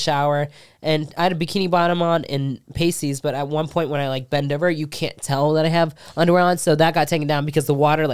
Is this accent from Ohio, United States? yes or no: yes; Cincinnati, Ohio, United States; moved away as an adult; now in Texas, United States; I'm from Cincinnati, Ohio